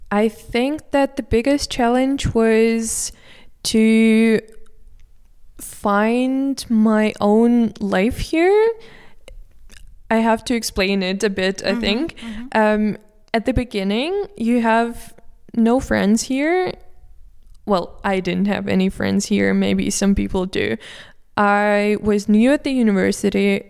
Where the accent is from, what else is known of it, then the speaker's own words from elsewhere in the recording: Moscow, Russia; moved away as an adult; now in Vienna, Austria; I'm from Moscow